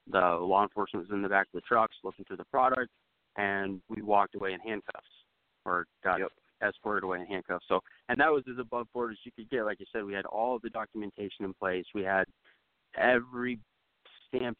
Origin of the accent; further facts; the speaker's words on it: Idaho, United States; I'm from Idaho